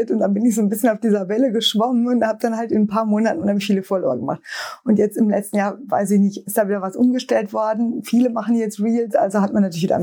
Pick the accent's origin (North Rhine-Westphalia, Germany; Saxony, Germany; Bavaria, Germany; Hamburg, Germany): North Rhine-Westphalia, Germany; Ich komme ja aus dem Sauerland und da sind wir beiden schon immer nach Düsseldorf oder Dortmund damals gefahren